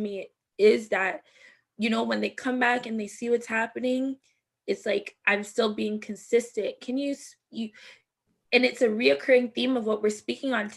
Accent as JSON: {"language": "English", "country": "Jamaica", "moved": "yes", "lives_now": "Canada", "said": "I'm Jamaican"}